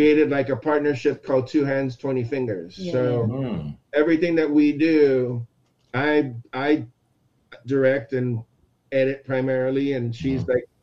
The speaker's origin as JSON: {"language": "English", "country": "Aruba", "tie": "born or raised there", "also_born_or_lived": "Texas", "moved": "yes", "lives_now": "United States", "said": "I'm born in Texas, raised in Aruba."}